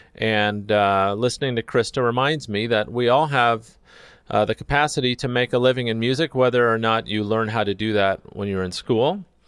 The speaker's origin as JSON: {"language": "English", "town": "Redlands", "region": "California", "country": "United States", "tie": "born or raised there", "moved": "yes", "lives_now": "Los Angeles, United States", "said": "I was born in Redlands and spent, uh, quite a number of years there"}